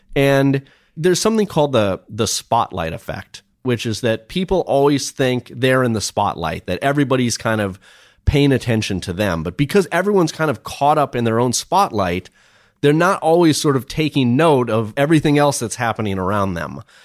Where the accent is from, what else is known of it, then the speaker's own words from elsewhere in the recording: Minnesota, United States; I grew up in Minnesota